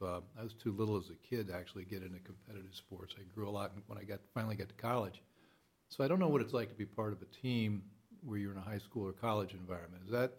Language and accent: English; Indiana, United States; I'm from Indiana. I play basketball.